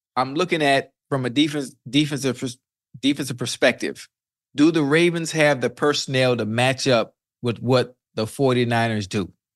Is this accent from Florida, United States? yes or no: yes; Miami, Florida, United States; I'm from Liberty City